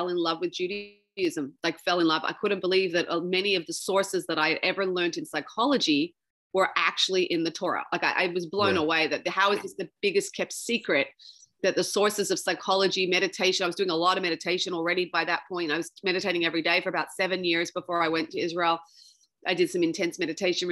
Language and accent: English; Sydney, New South Wales, Australia; grew up there